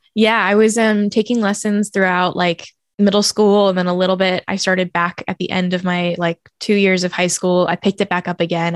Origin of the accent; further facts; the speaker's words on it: Oakland, California, United States; moved away as an adult; also born or lived in Brooklyn; my entire childhood. I moved to Brooklyn when I was nineteen years old. So I was in Oakland for nineteen years